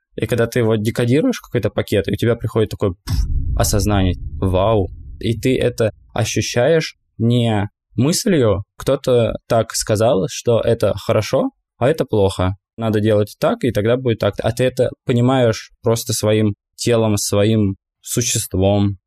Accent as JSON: {"language": "Russian", "country": "Russia", "said": "мы из России"}